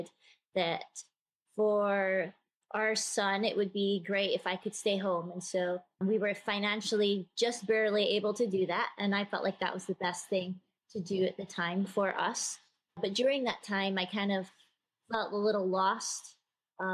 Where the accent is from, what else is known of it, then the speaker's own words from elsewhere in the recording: Scotland, United Kingdom; moved away as an adult; also born or lived in Texas; I'm originally from Scotland